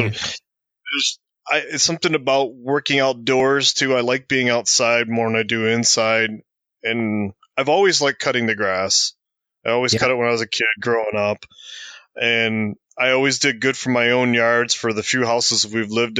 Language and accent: English; Port Huron, Michigan, United States; also born or lived in Georgia; When I came back to my hometown where I'm at right now, which is Port Huron, Michigan, when I came back after being in Georgia